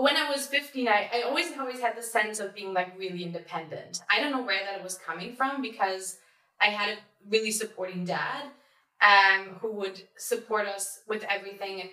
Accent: Berlin, Germany; I really had a really happy childhood. I was in Berlin

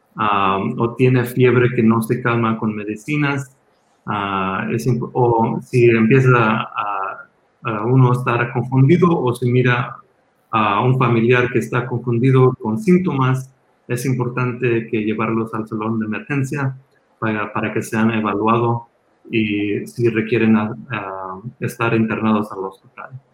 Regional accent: Los Angeles, California, United States; also born or lived in Mexico; yo nací en México y me emigré a los Estados Unidos cuando tenía seis años con mi familia. Ah, crecí aquí en Los Ángeles

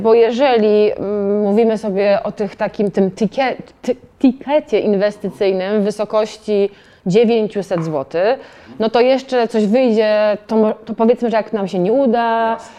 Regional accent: Toruń, Kuyavian-Pomeranian Voivodeship, Poland; ja jestem z Torunia

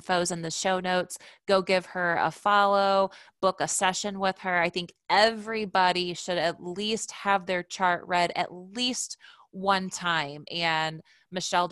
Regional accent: Indiana, United States; we're both from Indiana

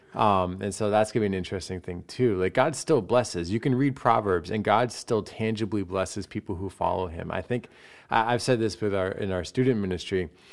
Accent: United States; as an American

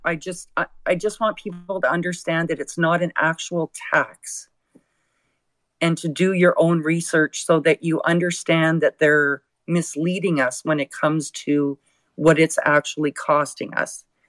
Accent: Alberta, Canada; First of all, I am a Canadian. Second of all, I'm an Albertan

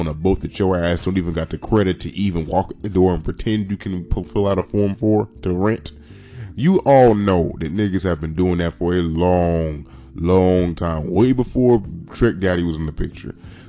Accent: Miami, Florida, United States; I'm from Miami, and the whole shit with yachts, it was niggas who was riding yachts first, nigga.

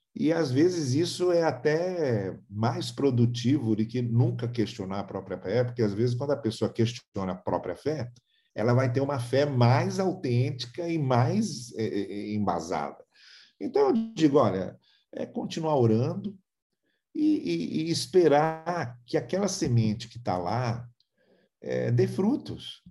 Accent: São Paulo, Brazil; moved away; also born or lived in Rio de Janeiro / Campos / Teresópolis; Eu sou de São Paulo.

